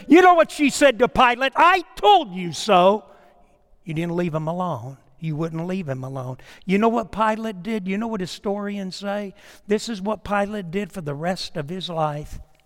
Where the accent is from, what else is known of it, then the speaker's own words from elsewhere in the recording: New York, United States; moved away; I was born in New York, so we, I was kinda, uh, it's my home state